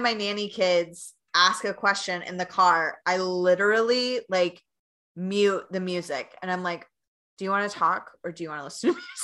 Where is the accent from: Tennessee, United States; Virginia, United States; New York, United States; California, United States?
Tennessee, United States; Knoxville; moved away as an adult; now in Chicago, United States; I came from Knoxville, Tennessee, not as much traffic. Yeah, I'm a Southern girl